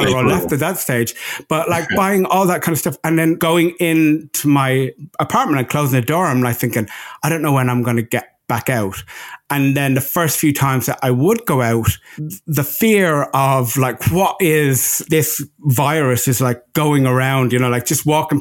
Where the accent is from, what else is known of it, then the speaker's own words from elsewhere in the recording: Ireland; now in Los Angeles, United States; out in LA, I am your Irishman